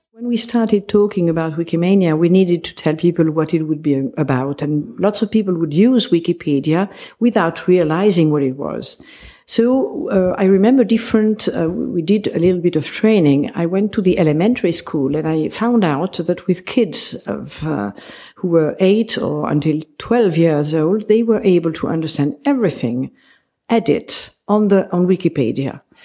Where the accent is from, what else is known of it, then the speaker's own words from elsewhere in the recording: Geneva, Switzerland; now in Esino Lario, Italy; my family is Swiss. I'm from Geneva. And I married an Italian